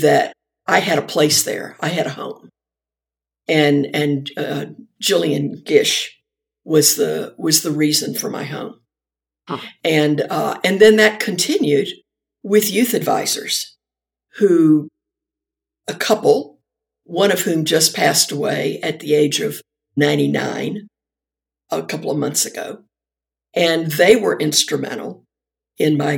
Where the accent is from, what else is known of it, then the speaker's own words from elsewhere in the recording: Shenandoah Valley, Virginia, United States; I grew up in the Shenandoah Valley, Virginia